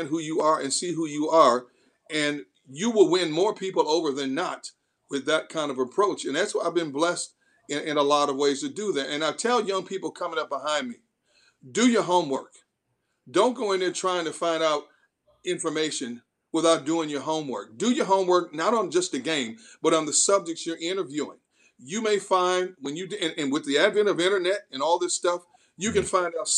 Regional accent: Milwaukee, Wisconsin, United States; moved away as an adult; also born or lived in San Diego / Pittsburgh; now in Philadelphia, United States; I grew up watching Earl Gillespie on CBS Channel 6 in Milwaukee when I was a kid

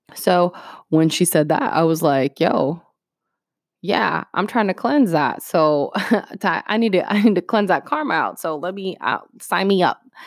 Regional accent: North Canton, Ohio, United States; English is a second language; also born or lived in Puerto Rico / Greentown, Ohio; we eventually moved to North Canton, Ohio

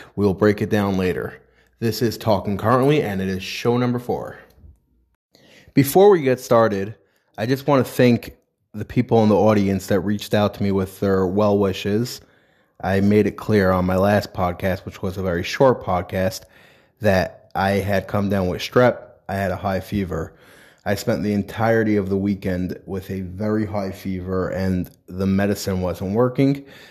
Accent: New York, United States; now in New Jersey, United States; I come from New York. I live in New Jersey now, but I come from New York

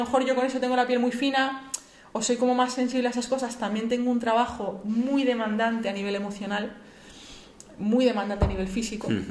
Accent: Sigüenza, Castilla-La Mancha, Spain; now in Madrid, Spain; yo soy un pueblo de Guadalajara

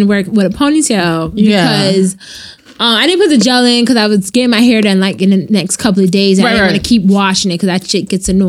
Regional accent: New York City, New York, United States; I'm from Brooklyn, yo.

